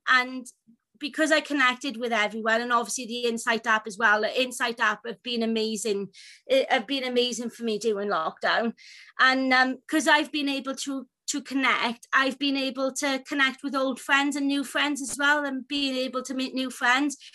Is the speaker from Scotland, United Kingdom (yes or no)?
no; Wales, United Kingdom; I'm from Wales.